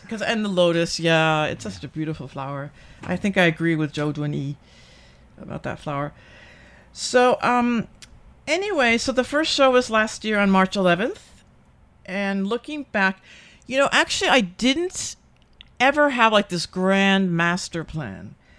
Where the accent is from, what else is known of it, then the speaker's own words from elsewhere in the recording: United States; now in Taiwan; I'm American